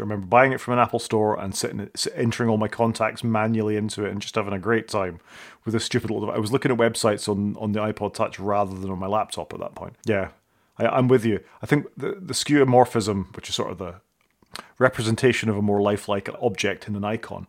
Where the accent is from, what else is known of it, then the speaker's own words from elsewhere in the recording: Scotland, United Kingdom; I'm Scottish